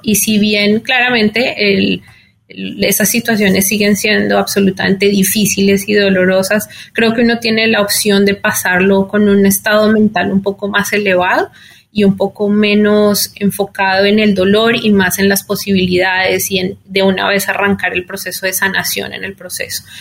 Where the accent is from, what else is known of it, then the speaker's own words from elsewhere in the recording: Colombia; moved away as an adult; also born or lived in Mexico City; now in New York, United States; soy colombiana